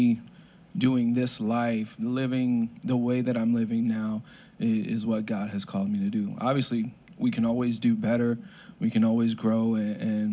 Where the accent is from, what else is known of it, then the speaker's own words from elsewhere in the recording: Florida, United States; also born or lived in New Haven, Connecticut / Waterbury, Connecticut; moved down to Florida. Been here since then